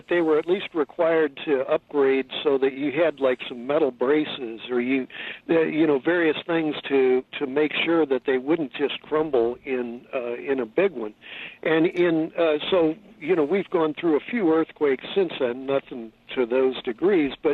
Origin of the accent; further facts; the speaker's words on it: Missouri, United States; I was brought up